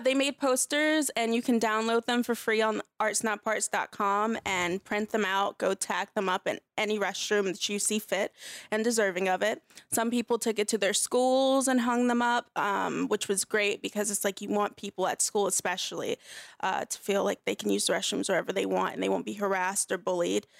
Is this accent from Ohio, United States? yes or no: no; Los Angeles, California, United States; also born or lived in North Carolina; grew up mostly in L